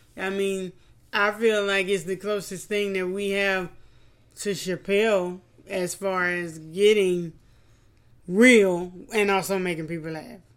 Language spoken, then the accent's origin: English; Louisiana, United States; we're from Louisiana.